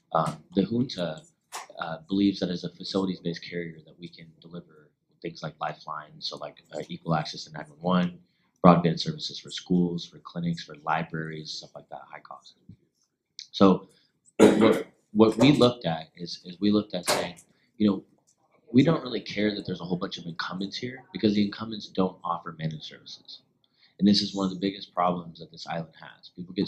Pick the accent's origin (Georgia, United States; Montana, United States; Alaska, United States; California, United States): Alaska, United States; moved away as an adult; also born or lived in Munich, Germany / New York; now in Puerto Rico; I did network security and penetration testing in Munich, Germany for about a year and a half, and then I went and worked in New York, and I'm originally from Alaska.